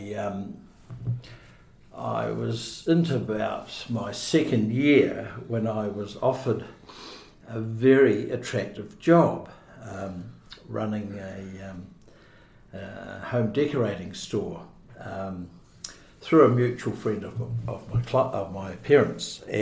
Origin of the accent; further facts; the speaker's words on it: Dunedin, Otago, New Zealand; moved away as an adult; also born or lived in Mosgiel / Queenstown Lakes; now in Queenstown, New Zealand; I was born in Dunedin, 1952, and spent my early years in the Northeast Valley area of Dunedin, but moved to Mosgiel as a teenager